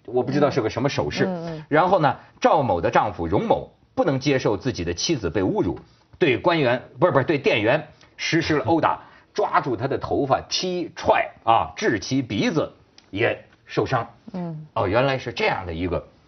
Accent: China; now in Hong Kong; 我是大陆人啊，我在香港待了十， 十好几年

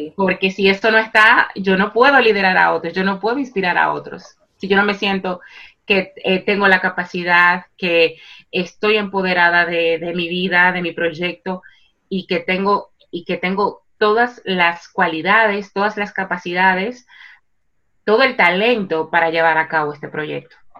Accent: Santo Domingo, Distrito Nacional, Dominican Republic; moved away as an adult; now in Spain; en, la República Dominicana, en Santo Domingo. Yo nací y me crié allá y llevo 15 años residiendo en España.

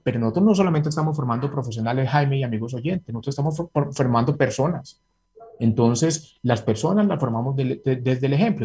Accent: Medellín, Antioquia, Colombia; moved away as an adult; yo soy egresado del Colegio San Ignacio, fui muchos años seleccionante antioquia de básquet

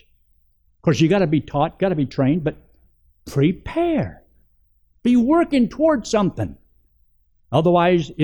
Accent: Georgia, United States; I was raised in Georgia, in the Flatwoods, and my daddy was a bootlegger

